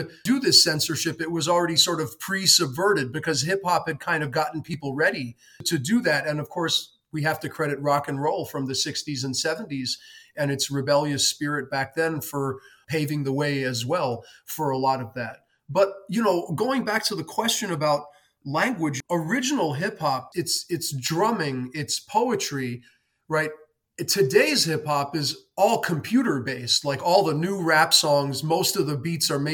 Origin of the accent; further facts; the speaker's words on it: New York City, New York, United States; growing up in New York City